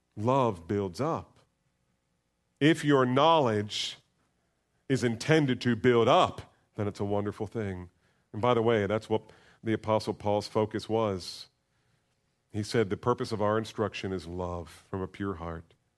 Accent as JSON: {"language": "English", "country": "United States", "said": "We're so American"}